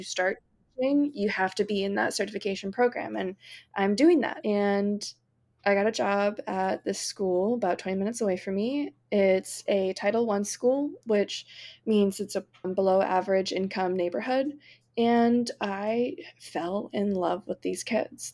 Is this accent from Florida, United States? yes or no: yes; Florida, United States; I actually teach in my hometown